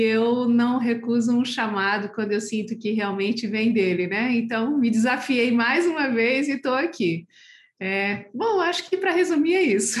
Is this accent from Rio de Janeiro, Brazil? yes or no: no; São Paulo, Brazil; also born or lived in Brasília / Campo Grande / Niterói; now in Petrópolis, Brazil; eu sou paulistana, na igreja de Vila Liviero, em São Paulo